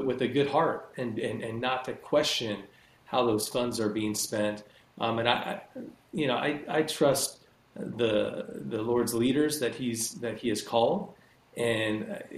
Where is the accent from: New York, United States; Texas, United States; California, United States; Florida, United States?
California, United States; Rancho Cucamonga; also born or lived in Ontario, California; I grew up down in Southern California. I grew up kind of in near, do you guys know where Rancho Cucamonga is?